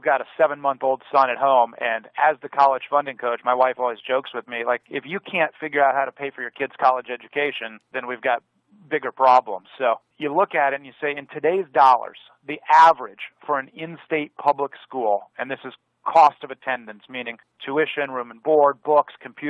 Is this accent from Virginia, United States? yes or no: yes; Virginia, United States; my home state of Virginia